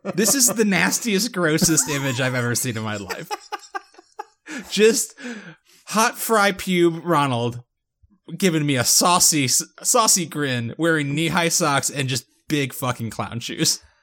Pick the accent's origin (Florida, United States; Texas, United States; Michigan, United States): Florida, United States; West Palm Beach; my hometown